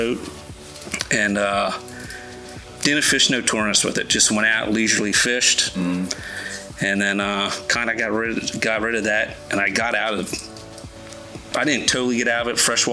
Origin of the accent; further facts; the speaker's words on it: Delaware, United States; moved away as an adult; now in Alloway, New Jersey, United States; I grew up obviously fishing in Delaware